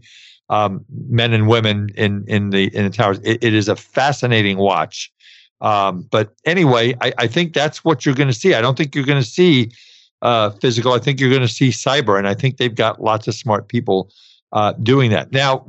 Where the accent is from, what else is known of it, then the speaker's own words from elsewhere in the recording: New York City, New York, United States; I grew up in New York City.